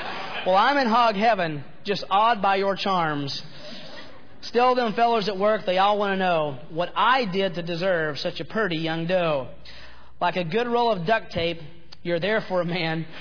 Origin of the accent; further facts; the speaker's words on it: Chattanooga, Tennessee, United States; moved away; I am from Chattanooga, Tennessee. I am a hick